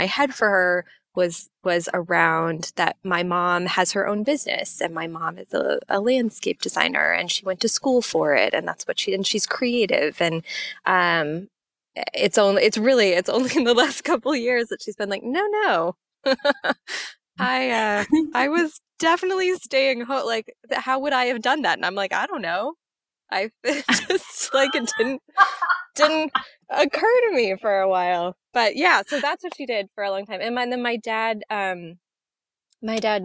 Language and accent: English; Seattle, Washington, United States; moved away as an adult; Yeah, I grew up in Seattle, Washington, where I am currently sitting, actually. Finally came home after a lot of years